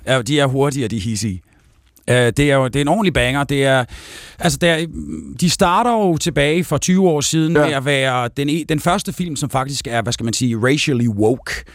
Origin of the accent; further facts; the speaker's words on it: Aalborg, North Denmark Region, Denmark; nu er jeg jo fra Aalborg